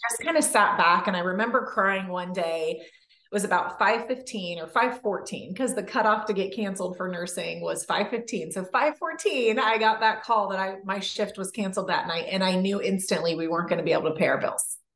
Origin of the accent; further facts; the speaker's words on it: California, United States; moved away as an adult; also born or lived in Canada; I grew up in California